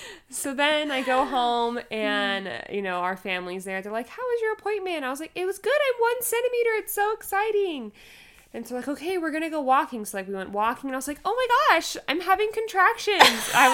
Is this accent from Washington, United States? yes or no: no; California, United States; We're originally from California. We moved out there for his job, and we got pregnant in Colorado.